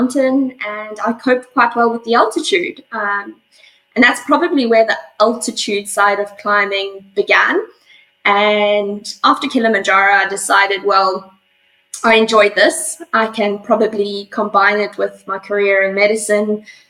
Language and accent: English; South Africa; also born or lived in Johannesburg, South Africa; now in Perth, Australia; I'm originally from South Africa. I was born in Johannesburg, which is one of the big cities down there. And as a young child, I grew up basically on my family's game reserve.